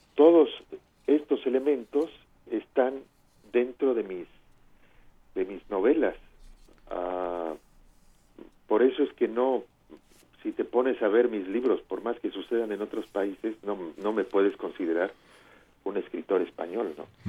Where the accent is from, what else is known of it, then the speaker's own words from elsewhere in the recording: Mexico; now in Barcelona, Spain; me siento un escritor mexicano